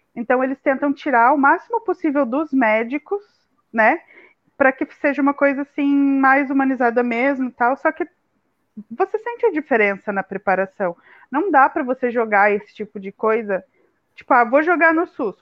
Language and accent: Portuguese; Curitiba, Paraná, Brazil; moved away; em Curitiba, pelo menos que é de onde eu sou